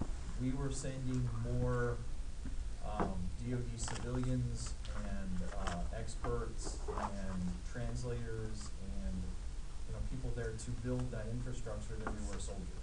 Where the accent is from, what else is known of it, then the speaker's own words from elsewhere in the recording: Arizona, United States; I'm from Arizona, that's where I grew up.